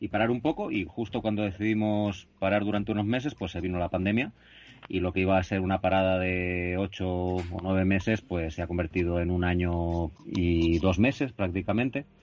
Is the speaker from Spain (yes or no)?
yes; Catalonia, Spain; Bueno, pues, pues … somos de aquí de Cataluña